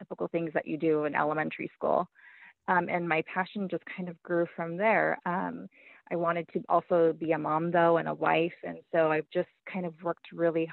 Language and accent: English; Baldwin Park, California, United States; I grew up in Baldwin Park, which is a city like outside of Los Angeles